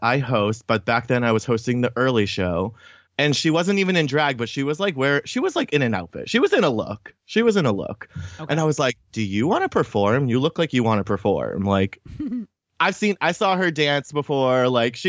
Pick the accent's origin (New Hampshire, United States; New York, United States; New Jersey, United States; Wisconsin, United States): New Hampshire, United States; moved away as an adult; now in Boston, United States; I grew up in New Hampshire